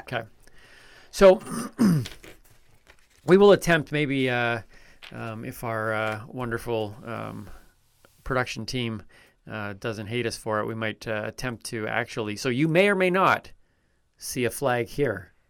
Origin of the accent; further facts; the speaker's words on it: Canada; I'm Canadian.